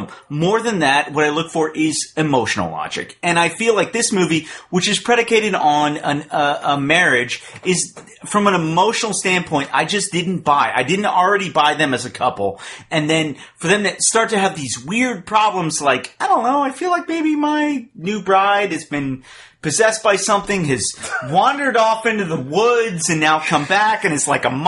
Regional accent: Texas, United States; I'm from Texas. I grew up in Texas

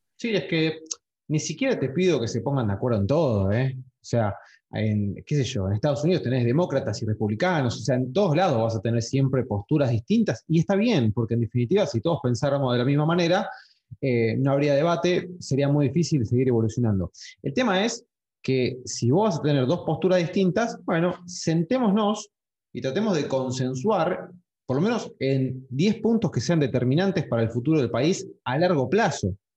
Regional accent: Argentina

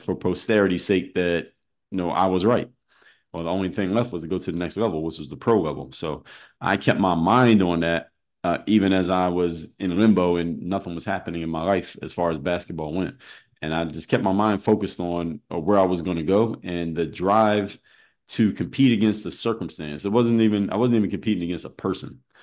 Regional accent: Philadelphia, Pennsylvania, United States; I'm from Philadelphia

